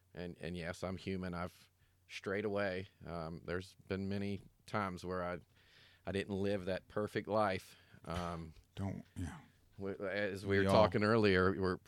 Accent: Snellville, Georgia, United States; moved away as an adult; now in Arizona, United States; So at 12 years old, I was saved and baptized in my hometown of Georgia, Snellville, Georgia.

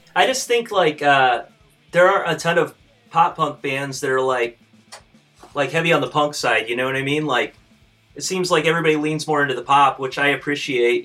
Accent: Fort Wayne, Indiana, United States; we're from Fort Wayne

